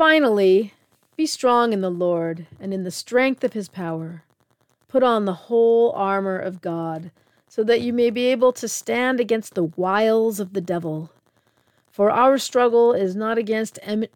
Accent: United States; as an American

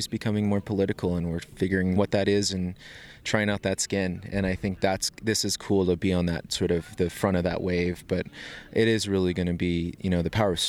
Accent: northeastern Arizona, United States; now in Denver, United States; I'm originally from the Navajo Nation in northeastern Arizona.

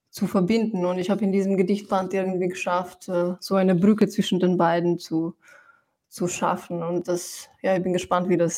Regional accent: Slovenia; German is a second language; moved away as an adult; also born or lived in Ljubljana / Germany; now in Vienna, Austria; ich wurde in Slowenien geboren und ich habe die ersten 18 Jahre habe ich in Slowenien verbracht. Und ich habe aber schon sehr früh, also, ähm, also diesen Wunsch gespürt äh, zu schreiben und habe eben auf Slowenisch schon geschrieben. Und dann kam ich mit 18 nach Wien.

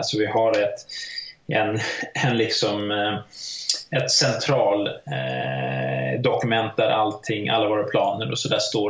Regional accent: Sweden; jag är svensk

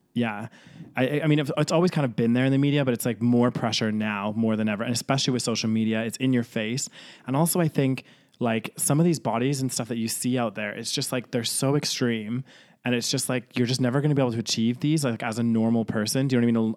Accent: Canada; also born or lived in United Kingdom; now in Spain; I grew up in Canada, I feel more Canadian than I do British.

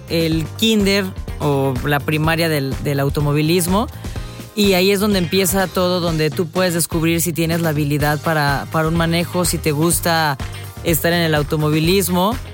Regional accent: Veracruz, Mexico; La verdad es un orgullo como jarocha, un orgullo también como mexicana estar en el automovilismo, ser la primera mujer, eh, bueno, veracruzana

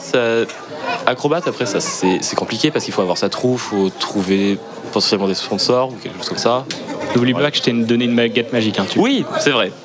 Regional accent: Plouarzel, Brittany, France; je suis de Plouarzel, à côté de Brest

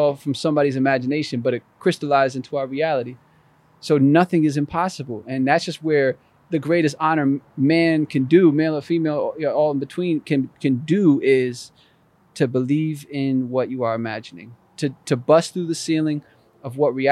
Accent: Albany, New York, United States; I was born and raised in Albany, New York

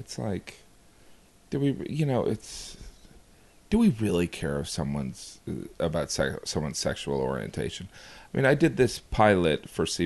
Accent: Indiana, United States; growing up in Indiana, I worked in a grocery store

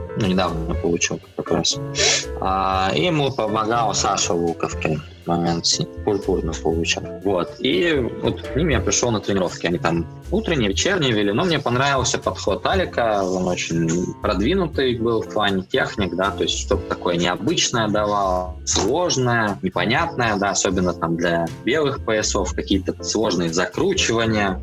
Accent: Belgorod, Belgorod Oblast, Russia; moved away as an adult; now in Saint Petersburg, Russia; Из Белгорода

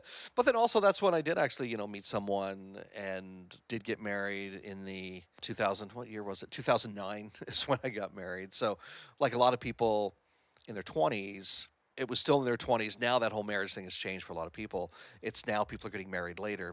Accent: Hamilton, Ontario, Canada; moved away as an adult; I hail from Hamilton, Ontario

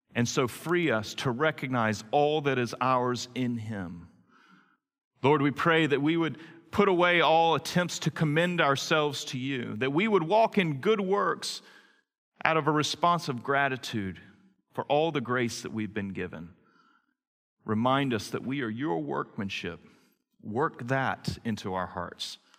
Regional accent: Greenville, North Carolina, United States; I grew up in Greenville, North Carolina, on West Haven Circle

